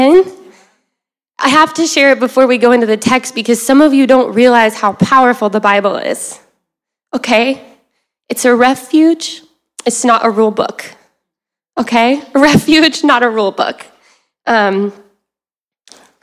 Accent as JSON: {"language": "English", "region": "the South", "country": "United States", "said": "if you heard the y'all, I'm from the South"}